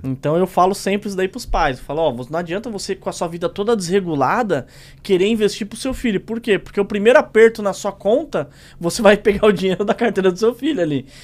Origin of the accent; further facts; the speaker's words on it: São Paulo, Brazil; eu vim da Zona Leste, da Tiradentes